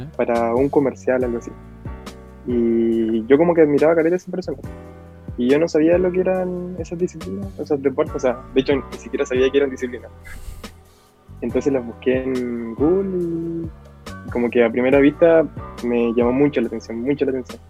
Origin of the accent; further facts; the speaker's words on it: La Serena, Coquimbo, Chile; de la ciudad de La Serena